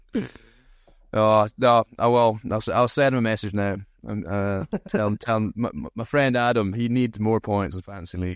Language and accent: English; Aberdeen, Scotland, United Kingdom; accent: thick Scottish; I grew up in Aberdeen